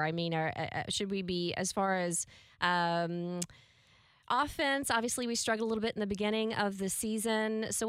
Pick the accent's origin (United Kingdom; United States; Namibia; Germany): United States; the South; we're from the South